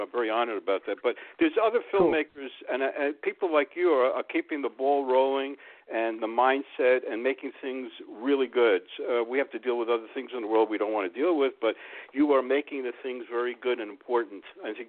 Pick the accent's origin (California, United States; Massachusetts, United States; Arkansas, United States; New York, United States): New York, United States; New York City; I'm a New Yorker